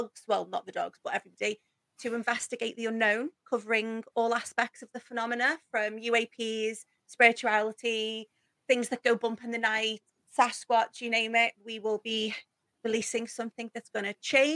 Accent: Liverpool, North West England, United Kingdom; accent: Scouse

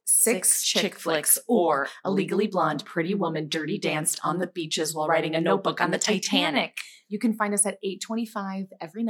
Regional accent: Midwest, United States; I'm from the Midwest of, you know, the States.

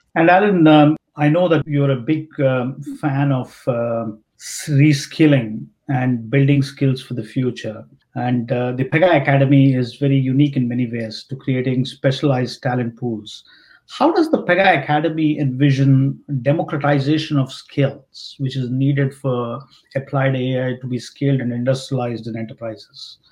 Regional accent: India; growing up in India

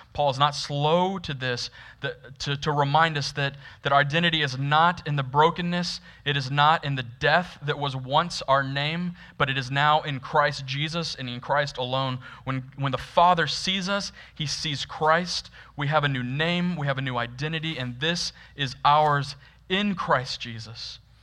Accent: Florida, United States; Growing up in Florida, which is like the, the deepest South you can technically get

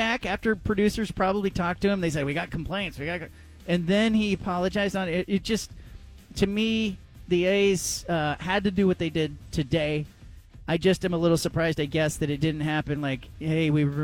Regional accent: Gilroy, California, United States; moved away as an adult; also born or lived in Indiana / Tallahassee, Florida; now in Portland, United States; my hometown, Gilroy, California.

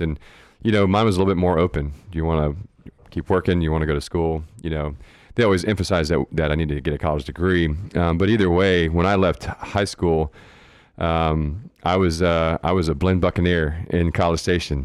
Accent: Goliad, Texas, United States; now in San Marcos, United States; I grew up in South Texas in, in Goliad, small

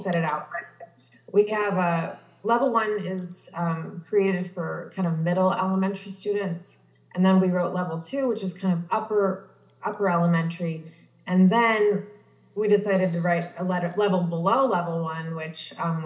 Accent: Wheaton, Illinois, United States; also born or lived in Belgium; I grew up outside of Chicago in Wheaton, Illinois

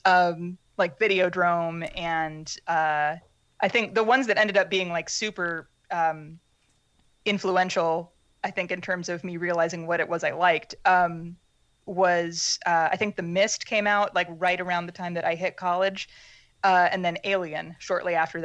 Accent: Pittsburg, Kansas, United States; I grew up mostly in Pittsburgh, Kansas, in like small town southeast Kansas.

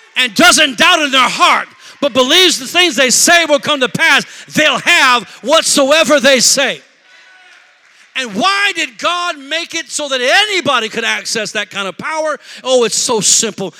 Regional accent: Rockford, Illinois, United States; now in Milwaukee, United States; I'm from Rockford, Illinois

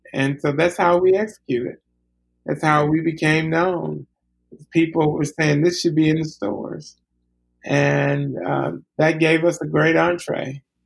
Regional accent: Alabama, United States; I grew up in Alabama

